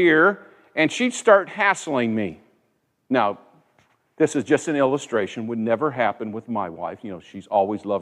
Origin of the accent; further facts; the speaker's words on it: United States; I was born here. I'm an American citizen.